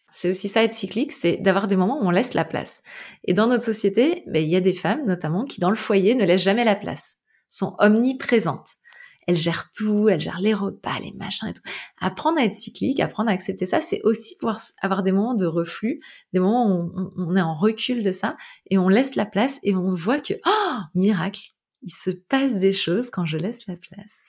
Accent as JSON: {"language": "French", "region": "Île-de-France", "country": "France", "tie": "born or raised there", "also_born_or_lived": "Brittany", "moved": "yes", "said": "Moi, j'ai grandi en Ile-de-France"}